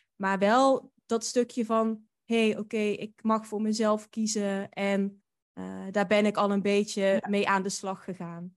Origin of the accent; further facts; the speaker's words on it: Drunen, North Brabant, Netherlands; moved away as an adult; ik kom uit Drunen. Dat is een dorpje dicht bij Den Bosch. En daar heb ik eigenlijk, totdat ik eh, ging studeren, gewoond